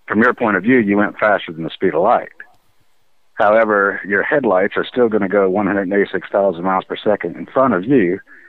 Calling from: Kentucky, United States

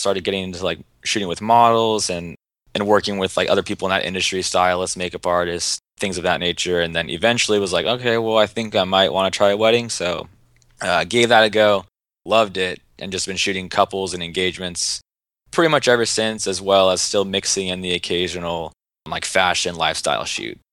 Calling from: Seattle, Washington, United States; Calling from Seattle, Washington

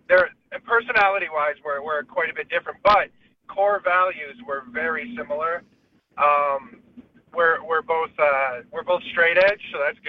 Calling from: California, United States

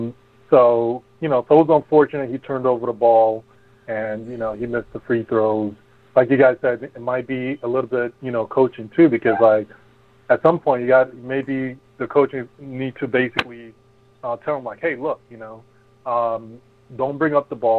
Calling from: New Jersey, United States; I'm calling from New Jersey.

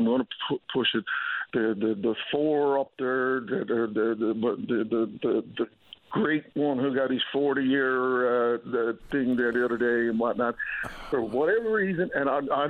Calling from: Long Harbour, Newfoundland and Labrador, Canada; So I'm calling from Long Harbour here now

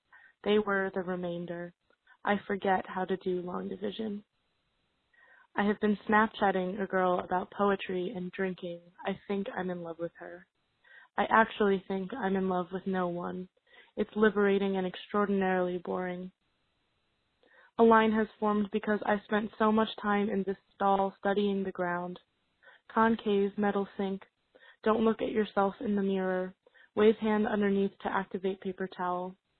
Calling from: Pittsburgh, Pennsylvania, United States; I'm calling from Pittsburgh, Pennsylvania.

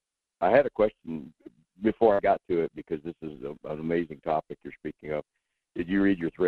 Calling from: Wasilla, Alaska, United States; I'm in Wasilla.

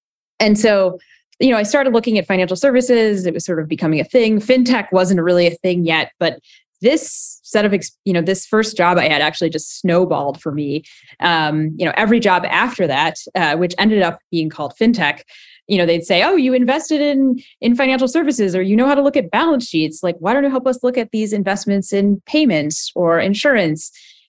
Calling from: San Francisco, California, United States; I'm in rainy San Francisco today.

